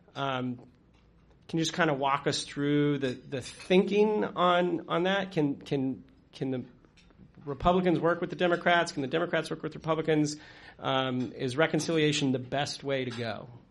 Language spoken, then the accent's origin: English; Colorado, United States; moved away as an adult; now in Washington, D.C., United States; I'm actually originally from Colorado